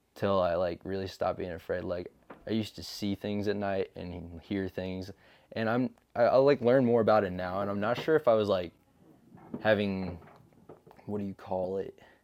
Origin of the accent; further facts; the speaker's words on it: Alton, United States; I'm from Alton. I've been there my whole life, ever since I was, like, one years old